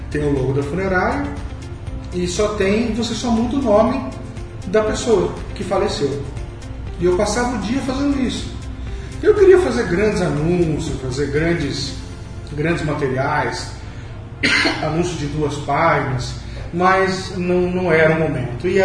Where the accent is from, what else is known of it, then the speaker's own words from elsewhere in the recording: Bauru, São Paulo, Brazil; meu primeiro trabalho foi num jornal na cidade da minha cidade, Bauru, São Paulo, onde eu nasci.